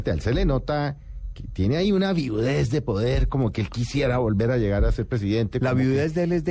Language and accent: Spanish; Colombia; como colombiano